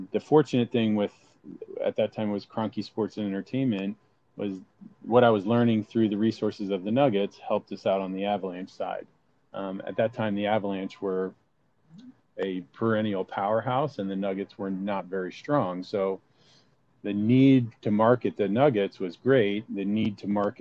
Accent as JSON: {"language": "English", "town": "Philadelphia", "region": "Pennsylvania", "country": "United States", "tie": "born or raised there", "said": "I grew up in the Philadelphia area"}